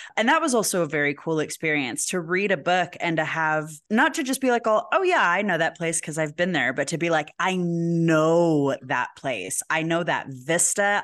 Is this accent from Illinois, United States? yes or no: no; Albuquerque, New Mexico, United States; "Where are you from?" And we say Albuquerque